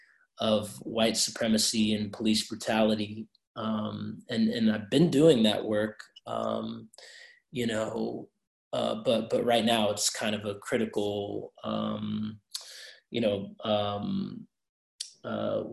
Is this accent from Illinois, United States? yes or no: no; Durham, North Carolina, United States; I was born and raised here in Durham